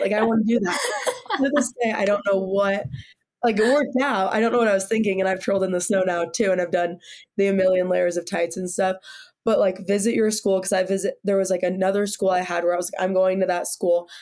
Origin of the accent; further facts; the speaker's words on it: Sacramento, California, United States; moved away as an adult; now in Boulder, United States; I'm coming from Sacramento, California, which is like you know, 110 all summer